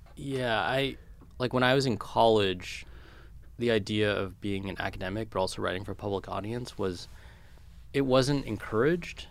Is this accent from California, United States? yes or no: yes; California, United States; when I was a kid and growing up in California